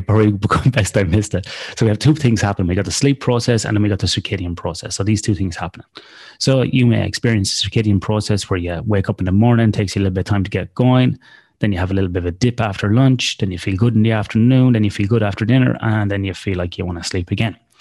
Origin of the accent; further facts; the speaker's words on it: Ireland; now in Australia; in Australia where I live, even though I'm Irish.